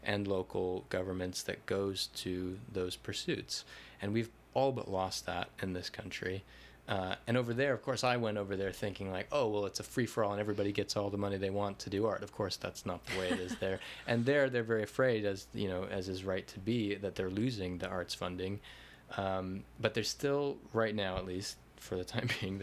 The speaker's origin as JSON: {"language": "English", "country": "United States", "said": "as an American artist"}